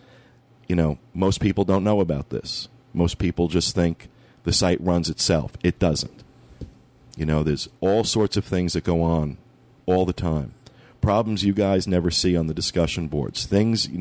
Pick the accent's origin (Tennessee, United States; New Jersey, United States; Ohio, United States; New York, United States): New York, United States; being from the Northeast, being a New Yorker